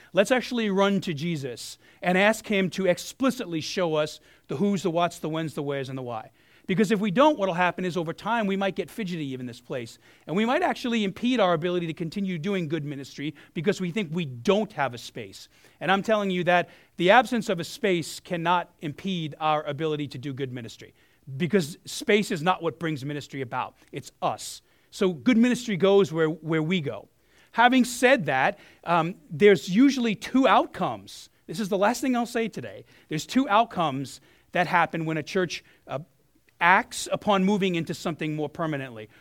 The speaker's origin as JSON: {"language": "English", "town": "New York City", "region": "New York", "country": "United States", "tie": "born or raised there", "moved": "yes", "said": "I'm a South Brooklyn kid"}